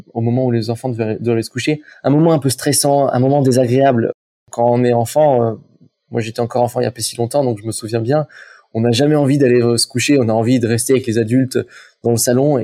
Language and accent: French; Saint-Étienne, Auvergne-Rhône-Alpes, France; moved away as an adult; now in Aix-en-Provence, France; je, viens de saint etienne J'ai atterri à Aix-en-Provence